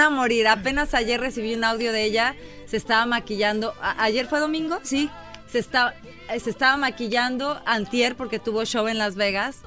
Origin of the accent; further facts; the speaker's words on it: Mexico; now in Los Angeles, United States; obviamente soy mexicana